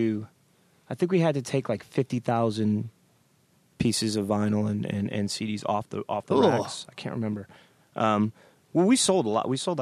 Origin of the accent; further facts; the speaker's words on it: Providence, Rhode Island, United States; we're from Providence. I'm from Providence, Rhode Island.